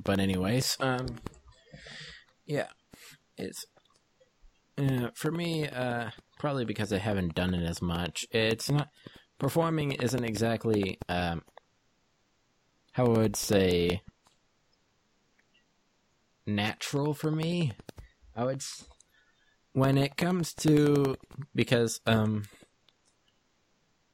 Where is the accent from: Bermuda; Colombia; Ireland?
Bermuda; moved away as an adult; now in Cape Cod, United States; I'm from Bermuda.